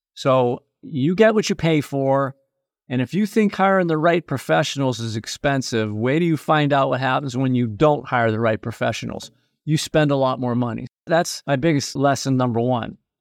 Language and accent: English; Erie, Pennsylvania, United States; also born or lived in New England; my hometown of Erie, Pennsylvania